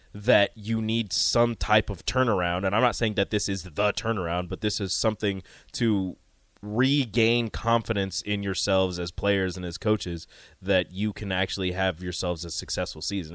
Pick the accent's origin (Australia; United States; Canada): United States; Omaha, Nebraska; I grew up in Omaha.